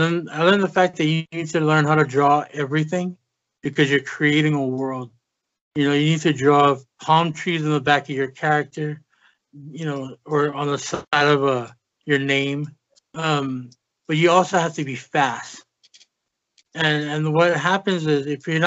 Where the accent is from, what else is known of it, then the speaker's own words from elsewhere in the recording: Hawaii, United States; moved away as an adult; now in Las Vegas, United States; I'm actually from Hawaii